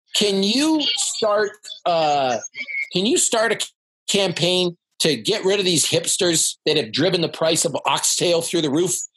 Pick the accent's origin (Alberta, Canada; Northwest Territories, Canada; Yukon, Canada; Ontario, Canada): Ontario, Canada; Toronto; now in Salt Lake City, United States; I'm from Toronto, which is the most yeah. multicultural city in the world.